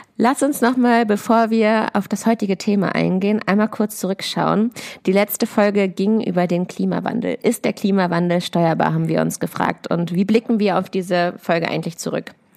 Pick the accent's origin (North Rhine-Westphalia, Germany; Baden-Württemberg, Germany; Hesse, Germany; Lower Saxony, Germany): Lower Saxony, Germany; near Hanover; moved away; bin auch in der Heimat, also in der Nähe von Hannover. Ich komme ja aus Klein-Dittacke